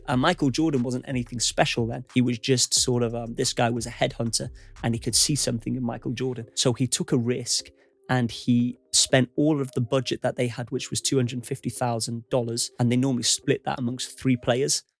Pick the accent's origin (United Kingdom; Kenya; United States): United Kingdom; U K is my home country.